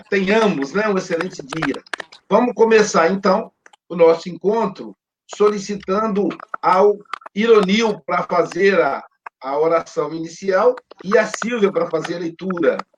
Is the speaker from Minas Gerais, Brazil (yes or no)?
yes; Minas Gerais, Brazil; now in Guarapari, Brazil; Mas como sou mineiro